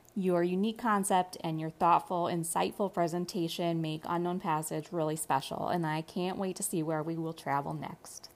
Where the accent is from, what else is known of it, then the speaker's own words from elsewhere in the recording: Connecticut, United States; I'm from Connecticut in the US